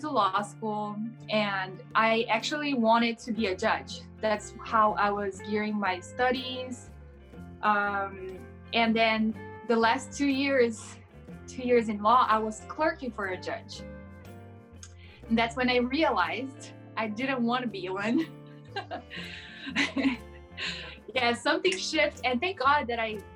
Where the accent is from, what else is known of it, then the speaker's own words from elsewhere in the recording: São Paulo, Brazil; first language Portuguese; English is a second language; moved away as an adult; now in United States; I was born and raised in Brazil. I'm from São Paulo. Mm-hmm. I was born in a small town and I moved to the capital to go to law school